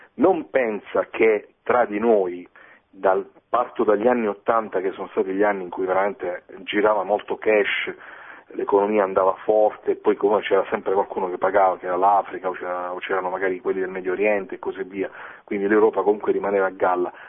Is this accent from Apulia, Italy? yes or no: yes; Foggia, Apulia, Italy; moved away; also born or lived in Bologna; io sono di Foggia, eh, sono stato quasi 14 anni a Bologna, e dai miei compaesani